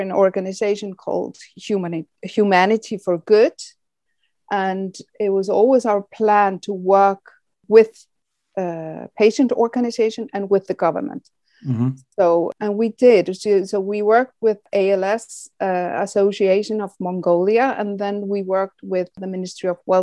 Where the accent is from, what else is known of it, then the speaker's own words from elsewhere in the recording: Iceland; we in Iceland, because it's a welfare country